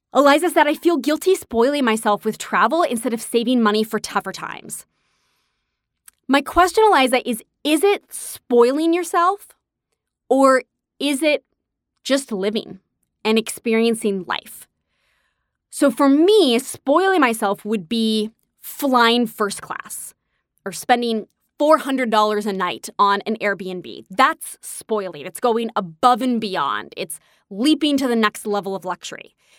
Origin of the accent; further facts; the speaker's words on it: New York, United States; I'm a New Yorker, so I'm used to walking